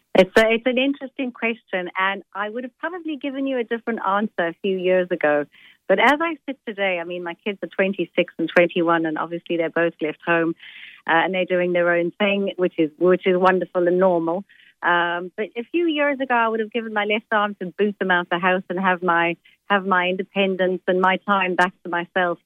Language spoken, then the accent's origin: English; South Africa; first language Italian; English is a second language; I was born in South Africa, but my mother and father are Italian. I spoke Italian before I spoke uh, English